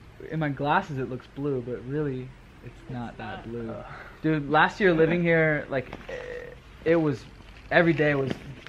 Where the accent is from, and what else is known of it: United States